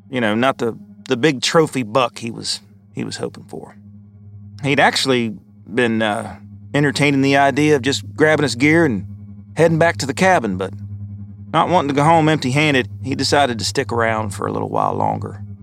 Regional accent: Kentucky, United States; Growing up in Kentucky, I've always heard tales of you know, Bigfoot or the Pope Lick Goat Man.

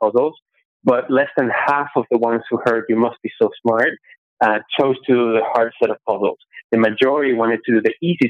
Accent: Venezuela; now in United States; I grew up in Venezuela in an apartment building where all the walls are cement

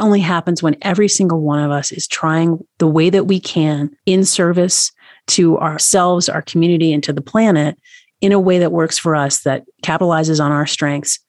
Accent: Tennessee, United States; now in Montana, United States; I'm from Tennessee.

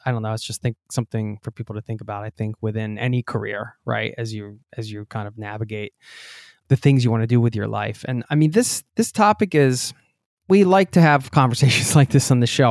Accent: Pennsylvania, United States; I'm from Pennsylvania too

